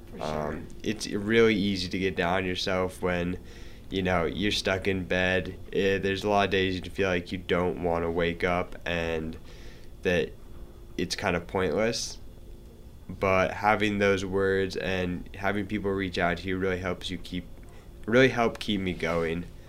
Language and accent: English; Montana, United States; moved away as an adult; now in Salt Lake City, United States; I'm from Montana